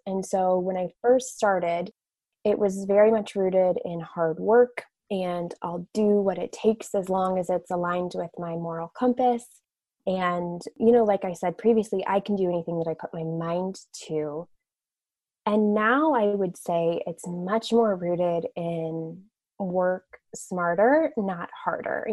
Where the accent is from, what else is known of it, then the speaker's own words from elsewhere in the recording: Westfield, Indiana, United States; I grew up in Westfield, Indiana, which is just north of Indianapolis, about 20 minutes in the Midwest. So I am a Midwestern girl.